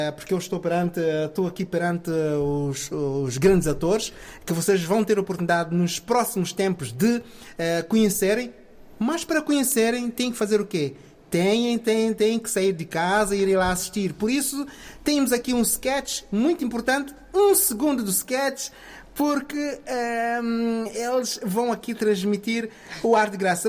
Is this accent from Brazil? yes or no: no; São Tomé & Príncipe; moved away; eu sou de São Tomé e Príncipe, origem